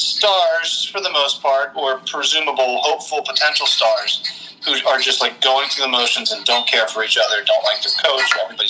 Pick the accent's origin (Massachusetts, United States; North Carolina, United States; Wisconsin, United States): Massachusetts, United States; Boston; especially when, you know, growing up in Boston, people are really big fans of the Bruins.